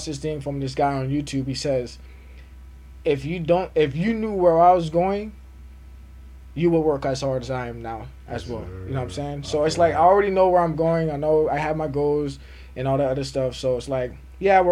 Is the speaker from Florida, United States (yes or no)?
yes; Fort Myers, Florida, United States; I was here, born and raised in Fort Myers